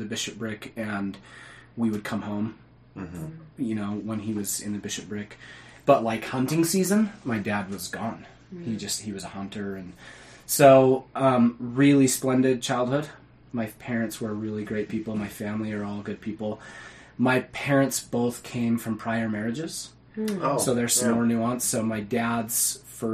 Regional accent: Cottonwood Heights, Utah, United States; I grew up in Cottonwood Heights. I went to Brighton High School

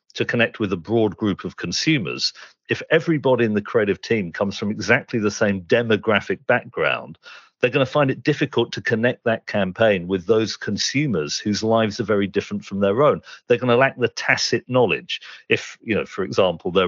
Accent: Reading, South East England, United Kingdom; I had a very distinctive set of experiences growing up in suburban Reading with that background

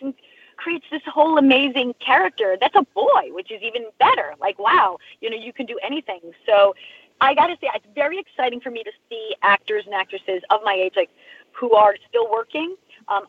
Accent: Long Island, New York, United States; I grew up in Long Island. I grew up like a couple of towns over

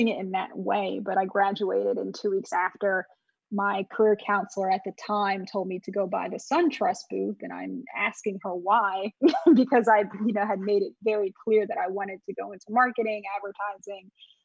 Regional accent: Montclair, New Jersey, United States; also born or lived in North Carolina; I actually grew up in this area. So originally I'm from Montclair, New Jersey

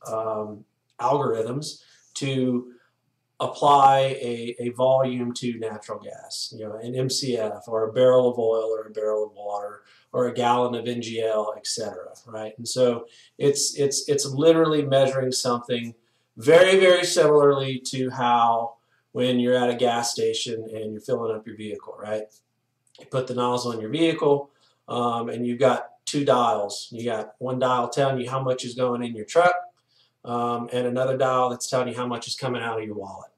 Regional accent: Louisiana, United States; moved away as an adult; also born or lived in Texas; now in Golden, Colorado, United States; born and raised in Louisiana

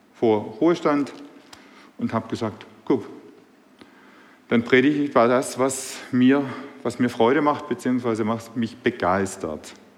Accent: Swabia, Germany; accent: Swabian; now in Burbach, Germany; Meine Sprache verrät mich, ich bin Schwabe.

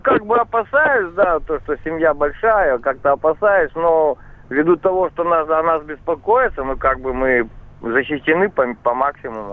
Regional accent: Tver, Tver Oblast, Russia; город Тверь

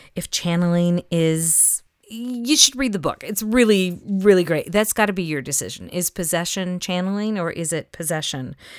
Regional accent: the South, United States; That is something I grew up with in the South

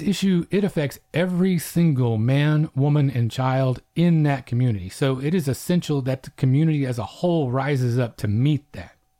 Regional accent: Oklahoma, United States; coming from my end of things out on the Great Plains

